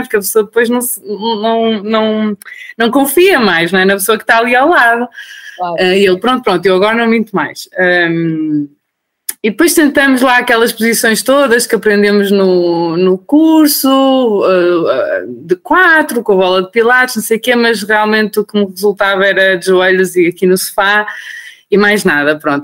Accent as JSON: {"language": "Portuguese", "country": "Portugal", "moved": "as an adult", "lives_now": "Austria", "said": "eu sou portuguesa, o meu marido é iraniano"}